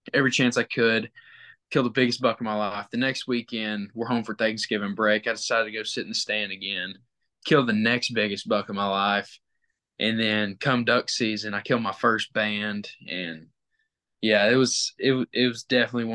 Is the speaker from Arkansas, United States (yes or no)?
yes; Batesville, Arkansas, United States; I'm from Batesville